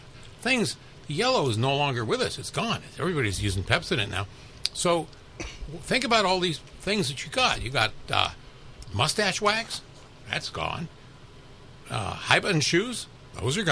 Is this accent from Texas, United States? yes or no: no; Los Angeles, California, United States; also born or lived in Brooklyn, New York; It's Los Angeles, and that's where I grew up and went to UCLA